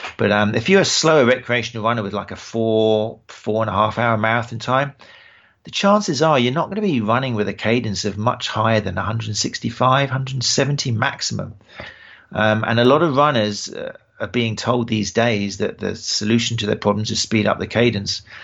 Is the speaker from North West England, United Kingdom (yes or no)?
no; Brighton, South East England, United Kingdom; accent: British; my hometown, Brighton